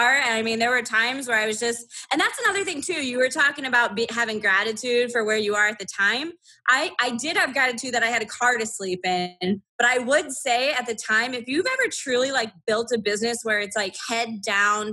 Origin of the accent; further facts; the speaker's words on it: about an hour and a half from Canton, Ohio, United States; my hometown is about an hour and a half from Canton, Ohio